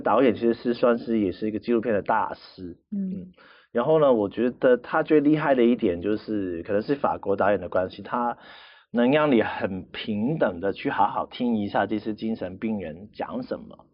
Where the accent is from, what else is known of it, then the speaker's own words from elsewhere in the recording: Macau; 但是在澳门，因为我在那边土生土长嘛，其实嗯。只有几年时间不在